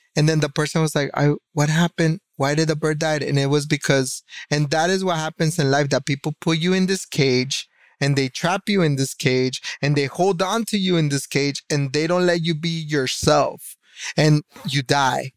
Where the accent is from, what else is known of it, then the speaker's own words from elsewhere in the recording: Miami, Florida, United States; I'm still from Miami.